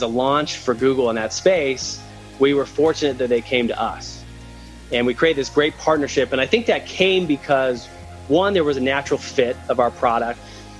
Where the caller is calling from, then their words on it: Salt Lake City, Utah, United States; About in Salt Lake City, Utah.